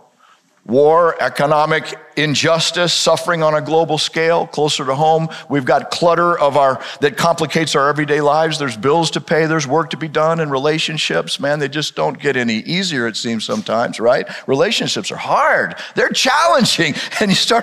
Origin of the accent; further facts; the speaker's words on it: Arizona, United States; moved away; also born or lived in Texas; I was raised in Arizona, and I pastored two churches in Texas